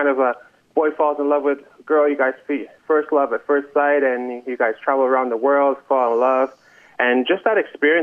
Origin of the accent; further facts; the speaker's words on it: Montreal, Quebec, Canada; I'm from Montreal